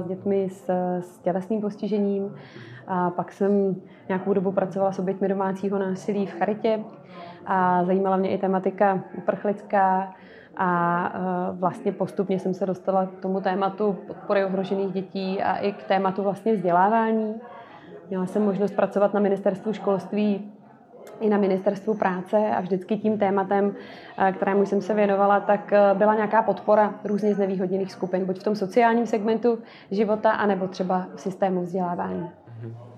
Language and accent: Czech; Most, Ústí nad Labem Region, Czechia; já pocházím ze severních Čech, z Mostu